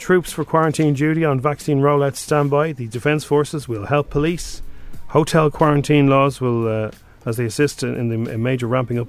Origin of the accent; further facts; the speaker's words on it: Ireland; We're all Irish in Paris.